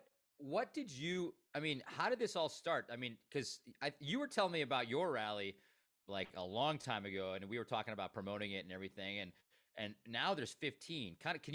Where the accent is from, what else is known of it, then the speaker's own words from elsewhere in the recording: Stevens Point, Wisconsin, United States; Stevens Point, my hometown